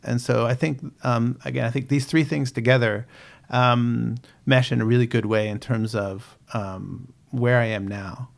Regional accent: United States; moved away as an adult; also born or lived in Boston, Massachusetts; now in New Zealand; I grew up outside of Washington, D C

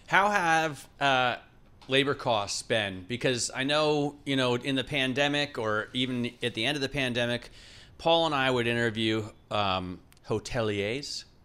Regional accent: Ohio, United States; Growing up in Ohio

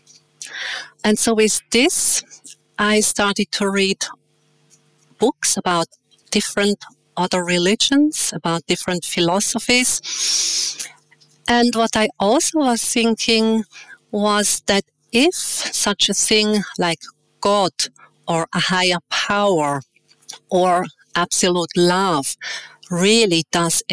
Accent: Winterthur, Zurich, Switzerland; moved away as an adult; I was born in Switzerland in a town called Winterthur. I have two brothers, which are younger than me. Growing up in a loving family

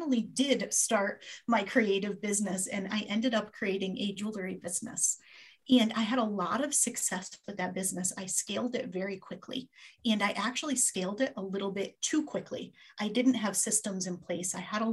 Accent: Connecticut, United States; I grew up in Connecticut, still live here a whole lot of years later

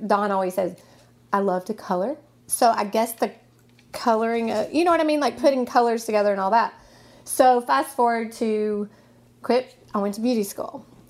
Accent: Nashville, Tennessee, United States; I'm from Nashville. Okay. I'm from here. I went to Overton High School

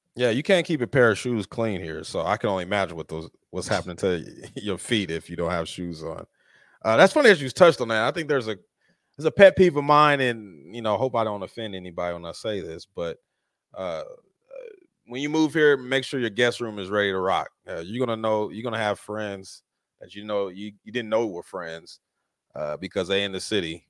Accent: Colorado, United States; now in Las Vegas, United States; I grew up in Colorado

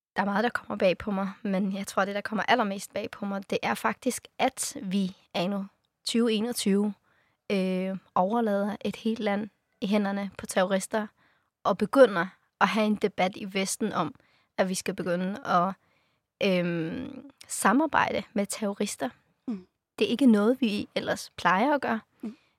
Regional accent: Afghanistan; now in Denmark; jeg har rødder i Afghanistan, jeg er født i Afghanistan

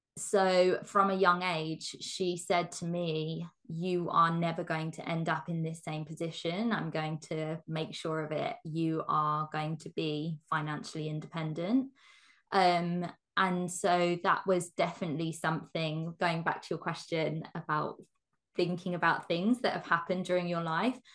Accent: England, United Kingdom; I'm born and bred in England. Um in the countryside in England as well.

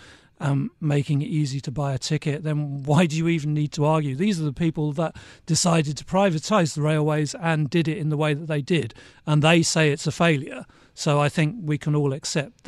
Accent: United Kingdom; moved away as an adult; also born or lived in Asia / Hong Kong; I'm British, but I haven't lived here for a long time. I moved back last September after more than 30 years in Asia

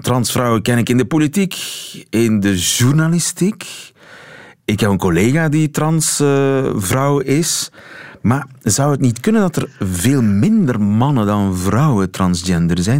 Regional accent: East Flanders, Belgium; ik kom uit Oost-Vlaanderen

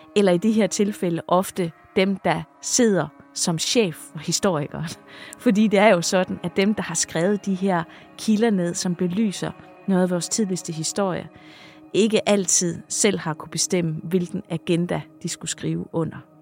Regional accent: Funen, Southern Denmark, Denmark; now in Jutland, Denmark; nu er jeg jo Fynbo, der bor i Jylland

